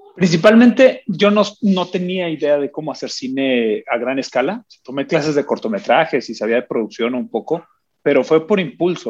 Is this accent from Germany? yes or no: no; Agua Prieta, Sonora, Mexico; yo crecí en Agua Prieta, Sonora